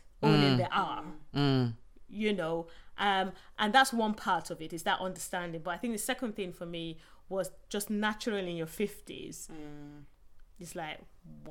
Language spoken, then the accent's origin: English; southern Nigeria, Nigeria; moved away as an adult; now in England; where I grew up, I went to, you know, school in the South and uni in the South